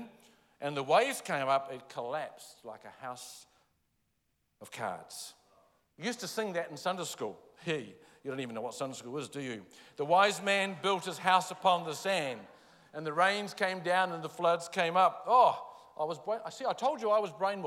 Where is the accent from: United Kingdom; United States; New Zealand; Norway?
New Zealand; Palmerston North, Manawatū-Whanganui; I grew up in Palmerston North